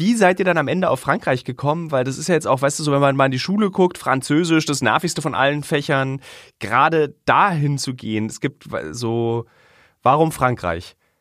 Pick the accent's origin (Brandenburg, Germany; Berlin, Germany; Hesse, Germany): Berlin, Germany; ich als Berliner, der in Berlin geboren ist